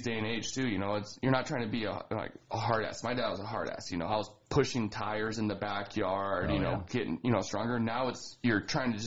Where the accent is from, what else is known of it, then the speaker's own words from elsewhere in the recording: East Helena, Montana, United States; growing up in East Helena